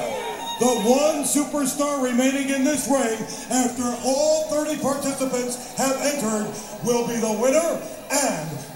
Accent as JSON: {"language": "English", "region": "Texas", "country": "United States", "tie": "born or raised there", "said": "the two guys from my home state"}